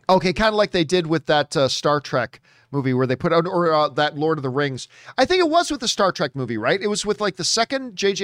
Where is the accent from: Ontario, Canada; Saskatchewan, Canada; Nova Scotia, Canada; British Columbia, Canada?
Ontario, Canada; Hamilton; my hometown of Hamilton, Ontario, Canada